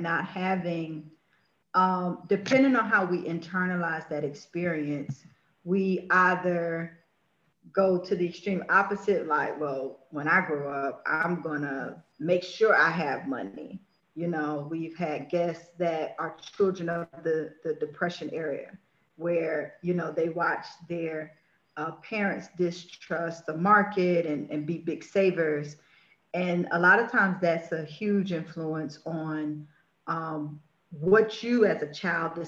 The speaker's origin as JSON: {"language": "English", "region": "Florida", "country": "United States", "tie": "born or raised there", "also_born_or_lived": "Washington, D.C.", "moved": "yes", "said": "Born and raised in Florida, Miami, West Palm Beach."}